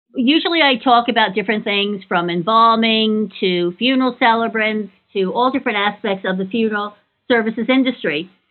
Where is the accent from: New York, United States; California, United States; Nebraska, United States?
New York, United States; I grew up in New York as well, and I lived down the street from a cemetery